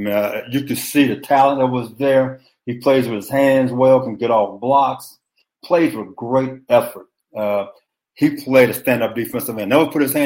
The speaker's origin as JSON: {"language": "English", "town": "Beaumont", "region": "Texas", "country": "United States", "said": "I'm from Beaumont, Texas"}